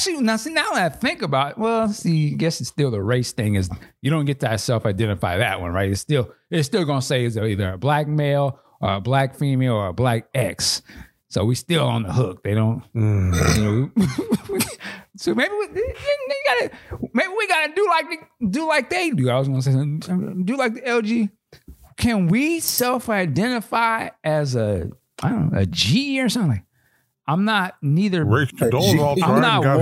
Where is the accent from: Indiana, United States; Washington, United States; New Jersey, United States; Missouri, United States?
Washington, United States; This is my home state.